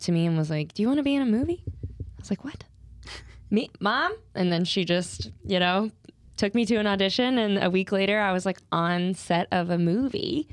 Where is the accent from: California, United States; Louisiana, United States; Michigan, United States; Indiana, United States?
Louisiana, United States; moved away; I grew up in Louisiana